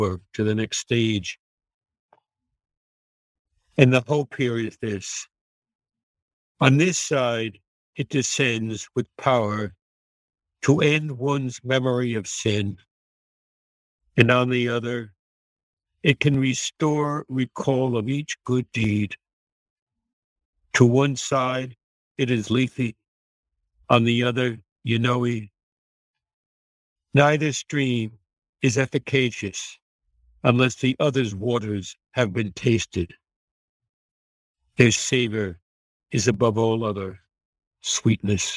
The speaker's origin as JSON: {"language": "English", "area": "Long Island", "region": "New York", "country": "United States", "tie": "born or raised there", "also_born_or_lived": "East Side, New York City", "said": "I'm from New York, Long Island, with relatives in New Jersey"}